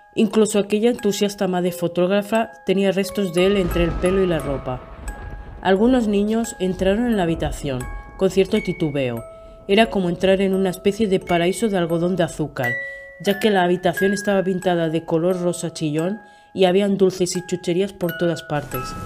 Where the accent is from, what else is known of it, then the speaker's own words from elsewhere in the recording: Spain; de España